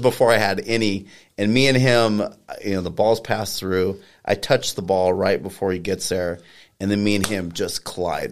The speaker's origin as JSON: {"language": "English", "town": "Colorado Springs", "region": "Colorado", "country": "United States", "also_born_or_lived": "California / Japan", "lives_now": "Pueblo, United States", "said": "I'm originally from Colorado Springs."}